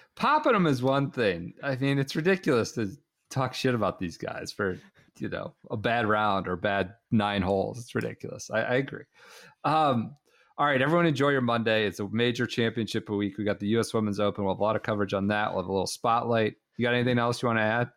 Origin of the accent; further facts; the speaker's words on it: United States; We are of an age, and we're obviously American